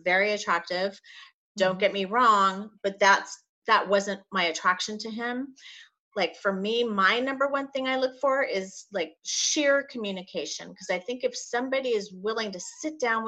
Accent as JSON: {"language": "English", "town": "La Jolla", "region": "California", "country": "United States", "tie": "born or raised there", "said": "grew up in La Jolla."}